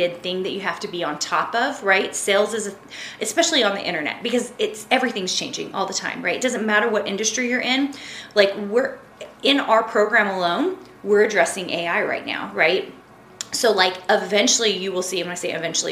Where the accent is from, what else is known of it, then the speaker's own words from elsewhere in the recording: Tennessee, United States; now in Utah, United States; I grew up in Tennessee